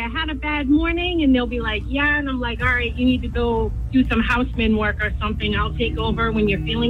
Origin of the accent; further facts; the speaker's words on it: Seabrook, New Hampshire, United States; I'm from Seabrook.